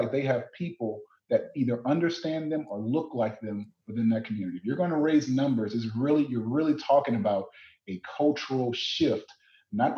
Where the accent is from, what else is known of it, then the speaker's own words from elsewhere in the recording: Southern Louisiana, United States; moved away as an adult; also born or lived in Ames, Iowa; I'm from Southern Louisiana